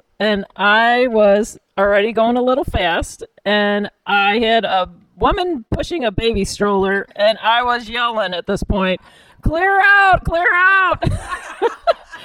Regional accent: Bridgeton, Missouri, United States; we grew up in Bridgeton

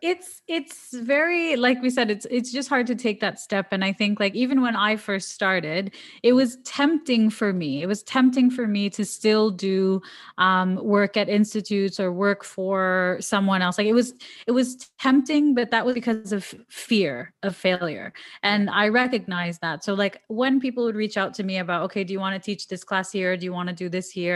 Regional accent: Toronto, Ontario, Canada; now in Dubai, United Arab Emirates; I'm from Toronto

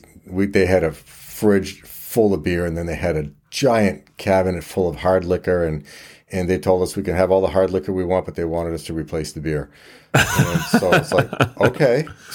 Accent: Quebec, Canada; I just looked like I was probably on Old Orchard Beach, and I'm from Quebec, right?

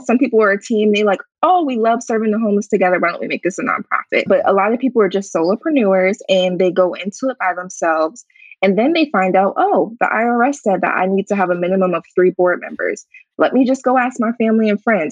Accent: Harrisburg, Pennsylvania, United States; my hometown in Harrisburg

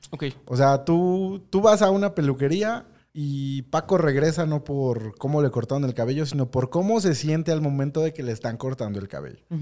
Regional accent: Mexico; nuestra identidad como mexicanos

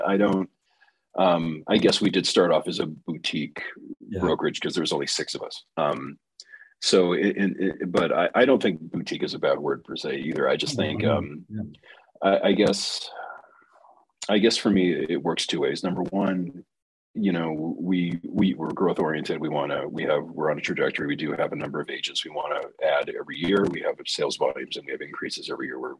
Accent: Southern California, United States; I was born in Southern California to two parents that had master's degrees.

